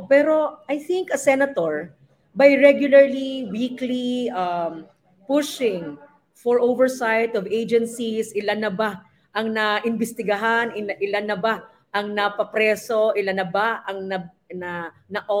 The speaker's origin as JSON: {"language": "Tagalog", "region": "Mindanao", "country": "Philippines", "said": "Bilang isang Mindanaoan, rural development talaga po. Major po yan. Mindanao Railways, Mindanao Road Network"}